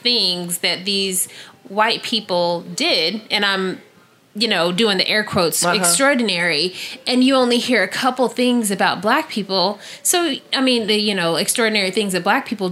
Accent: Missouri, United States; being a kid growing up in Missouri

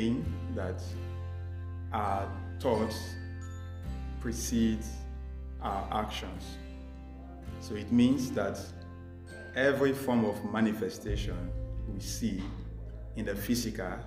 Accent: Nigeria; moved away as an adult; now in Delhi, India; I am from Nigeria, but presently a final year Master of Technology student at the Indian Institute

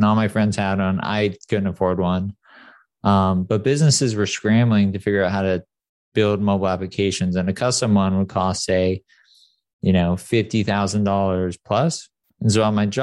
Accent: San Clemente, California, United States; also born or lived in Detroit; I grew up pretty poor in a very wealthy area, San Clemente

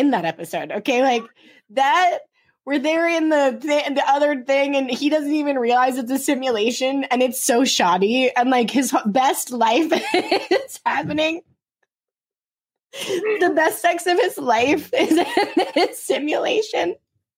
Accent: California, United States; now in New York, United States; I'm from California

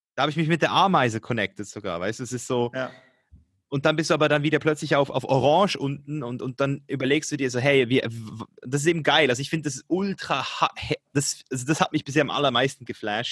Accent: Switzerland; ich komme aus der Schweiz hier

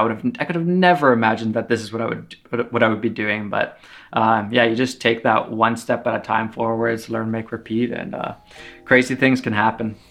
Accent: Finland; also born or lived in Canada; now in Toronto, Canada; I was born in Finland and then I live in Canada. So I've lived half my life in Finland, half in Canada

